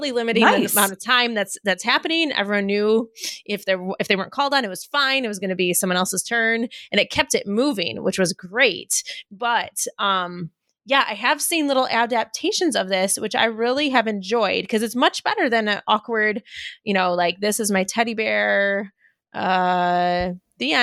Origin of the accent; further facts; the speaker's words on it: United States; we're American